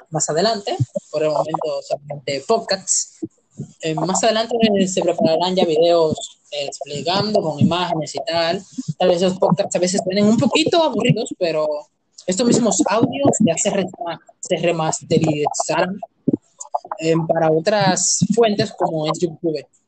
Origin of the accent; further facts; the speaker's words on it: Dominican Republic; somos de nacionalidad dominicana